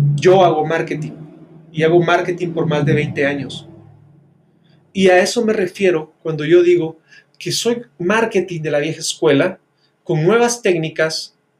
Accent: Guatemala; las personas que estábamos viviendo dentro de Guatemala

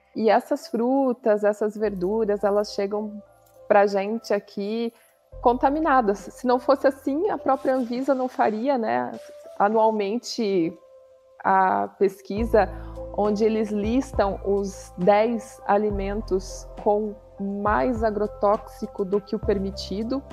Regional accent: São Bento do Sul, Santa Catarina, Brazil; moved away as an adult; also born or lived in Florianópolis; Eu nasci aqui em São Bento do Sul, onde nós estamos hoje

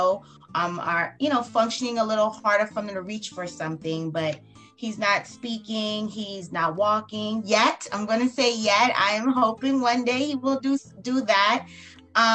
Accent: South Carolina, United States; now in South Florida, United States; I'm actually from South Carolina

